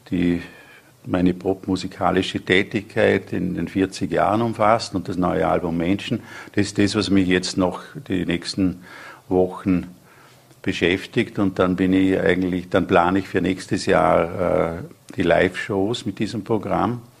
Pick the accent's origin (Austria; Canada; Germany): Austria; Feldkirch, Vorarlberg; moved away; Ja, Feldkirch ist mein Heimatort. Ja, da lebt auch meine, meine Brüder.